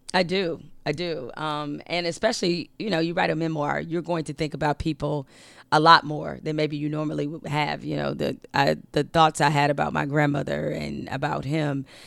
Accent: Detroit, Michigan, United States; we grew up in Detroit

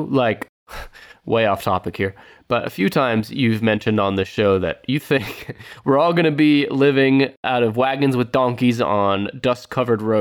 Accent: the South, United States; I grew up in the South. I heard that word all my life.

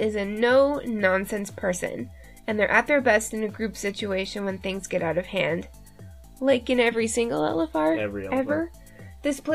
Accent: Canada; I am Canadian after all.

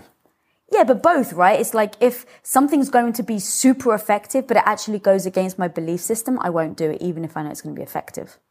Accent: United Kingdom; moved away; being British

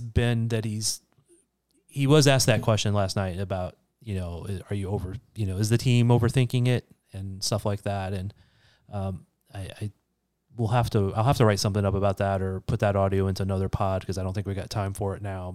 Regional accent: St. Louis, Missouri, United States; I grew up in Saint Louis

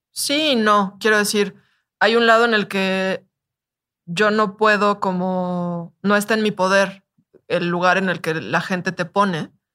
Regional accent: Mexico; soy mexicana

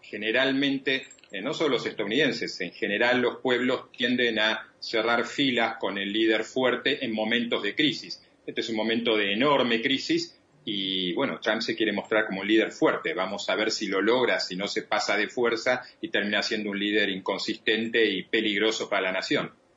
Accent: Argentina; en mi país, en la Argentina

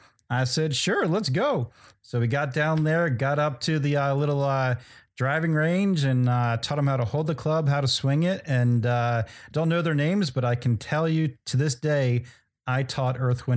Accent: New Jersey, United States; I grew up in South Jersey right near all the Atlantic City casinos

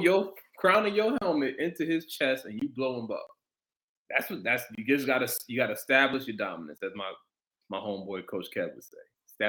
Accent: Brooklyn, New York, United States; I know when I was in high school, I'm from Brooklyn. So, you know, I went to camps down south, played down south

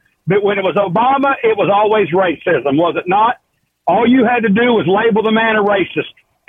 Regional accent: West Virginia, United States; I'm not in Hawaii. I'm from West Virginia

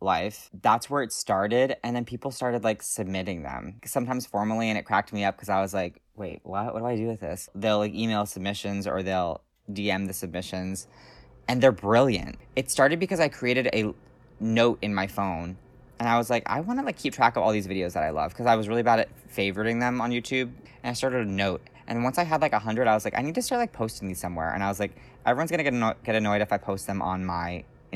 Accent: Natick, Massachusetts, United States; I am calling actually from my hometown of Natick, Massachusetts.

